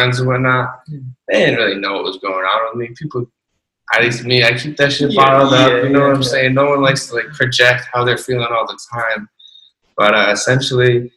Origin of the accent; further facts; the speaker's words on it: Lebanon, New Hampshire, United States; I grew up in Lebanon, New Hampshire. It's the boondocks, it's the sticks